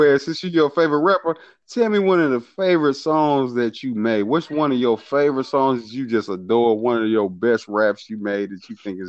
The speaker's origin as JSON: {"language": "English", "town": "St. Louis", "region": "Missouri", "country": "United States", "said": "I'm from St. Louis."}